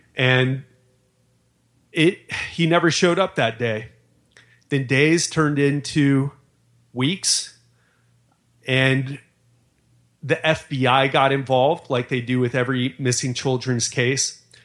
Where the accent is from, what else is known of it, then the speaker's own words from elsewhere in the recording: Miami, Florida, United States; I grew up in Miami